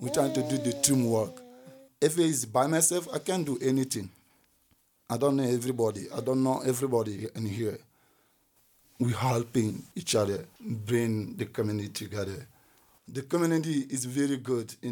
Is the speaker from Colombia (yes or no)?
no; Guinea